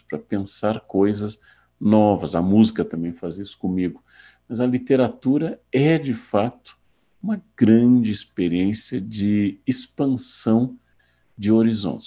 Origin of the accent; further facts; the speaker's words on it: Rio Grande do Sul, Brazil; meu estado natal